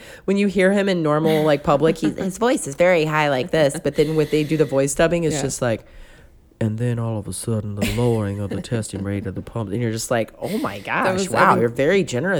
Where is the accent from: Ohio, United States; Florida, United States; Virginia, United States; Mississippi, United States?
Mississippi, United States; Pascagoula; because I'm from Pascagoula, Mississippi. Try and spell that and say that three times fast. It's difficult.